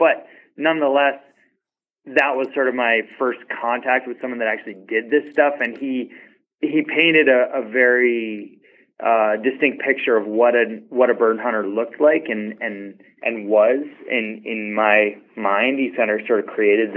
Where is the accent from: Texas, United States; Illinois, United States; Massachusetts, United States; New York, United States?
Massachusetts, United States; Boston; I grew up in Greater Boston, suburban Boston, like 20 miles from the city